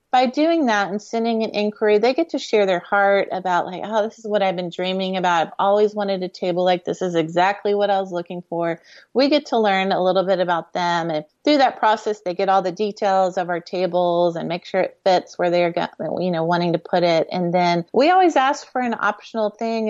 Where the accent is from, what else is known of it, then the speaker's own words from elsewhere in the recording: Houston, Texas, United States; we grew up in Houston